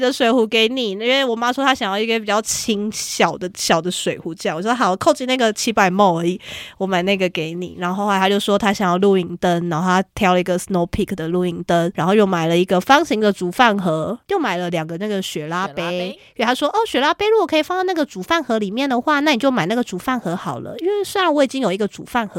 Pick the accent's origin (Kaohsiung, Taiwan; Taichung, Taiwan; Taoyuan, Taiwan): Kaohsiung, Taiwan; 对，那边非常像我老家。